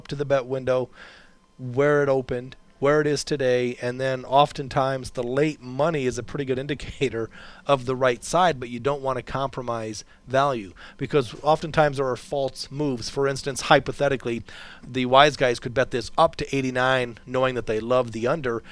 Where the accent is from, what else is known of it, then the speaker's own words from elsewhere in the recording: Chicago, Illinois, United States; now in Las Vegas, United States; we're both from Chicago